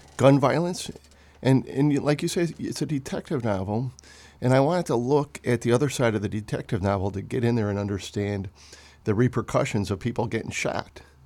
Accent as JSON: {"language": "English", "town": "Wheeling", "region": "Illinois", "country": "United States", "tie": "born or raised there", "said": "I grew up in Wheeling, Illinois, which, when I grew up, was a working class, uh, neighborhood"}